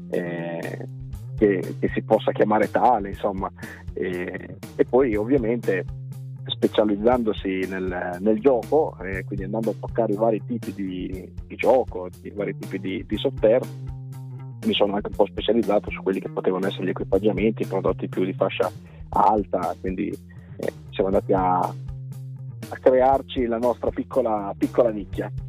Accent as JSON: {"language": "Italian", "town": "Reggio Emilia", "region": "Emilia-Romagna", "country": "Italy", "tie": "born or raised there", "said": "sono nato e cresciuto a Reggio Emilia"}